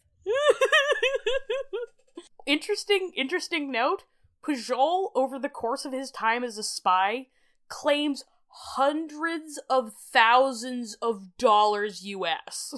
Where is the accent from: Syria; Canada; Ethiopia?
Canada; as a Canadian